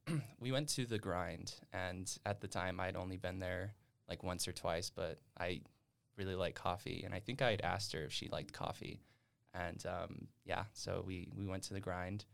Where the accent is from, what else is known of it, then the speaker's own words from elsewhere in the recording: West Wendover, Nevada, United States; moved away as an adult; also born or lived in Reno, Nevada; now in Utah, United States; I am from West Wendover